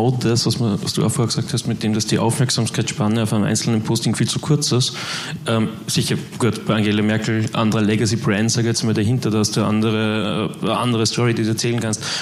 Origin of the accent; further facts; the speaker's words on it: Austria; Ich komme aus Österreich, wir haben gerade zwei ähm, mehr oder noch mehr emotionalisierende Wahlkämpfe hinter uns.